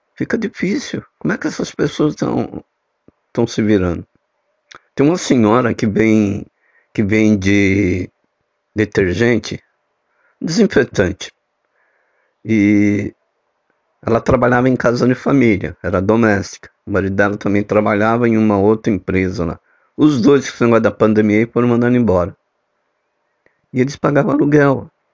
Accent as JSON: {"language": "Portuguese", "region": "São Paulo", "country": "Brazil", "moved": "yes", "lives_now": "Recife, Brazil", "said": "que eu sou paulista, né, mas eu moro e resido aqui em Recife"}